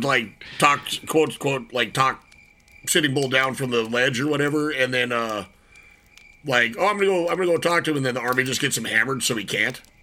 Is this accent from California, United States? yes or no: no; North Dakota, United States; moved away; growing up in North Dakota